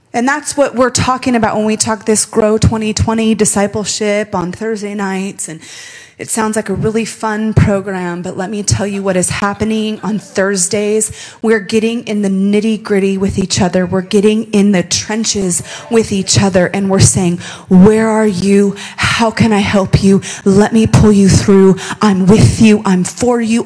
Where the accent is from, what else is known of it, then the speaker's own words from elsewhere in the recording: Las Vegas, Nevada, United States; I'm born and raised in Las Vegas